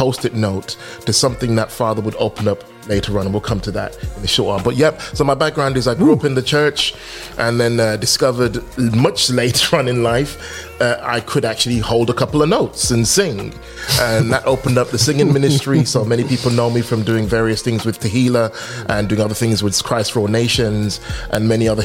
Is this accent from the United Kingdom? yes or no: yes; Birmingham, West Midlands, United Kingdom; born or raised there